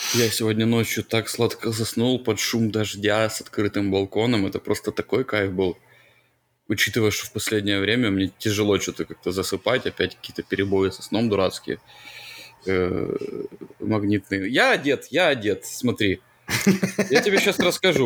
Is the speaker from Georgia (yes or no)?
no; Ukraine; Я как украинец